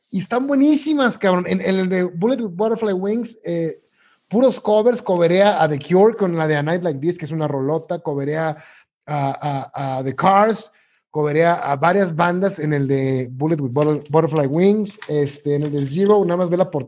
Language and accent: Spanish; Tuxpan, Veracruz, Mexico; moved away; en mi natal Tuxpan, Veracruz